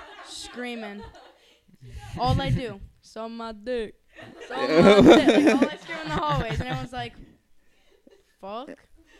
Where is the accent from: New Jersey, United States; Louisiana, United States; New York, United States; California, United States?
New York, United States; Massapequa; I'm from Pequa, yeah. I'm from Pequa.